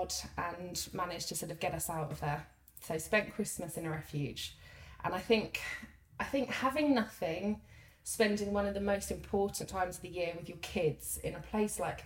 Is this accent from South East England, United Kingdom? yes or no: no; London, United Kingdom; moved away as an adult; also born or lived in Lincolnshire; growing up in London